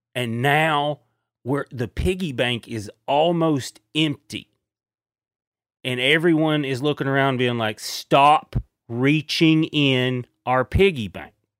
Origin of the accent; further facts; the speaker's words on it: East Tennessee, United States; I'm from East Tennessee